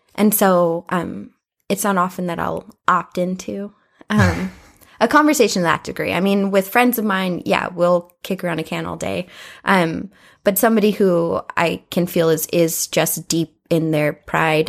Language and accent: English; United States; I grew up in Southeast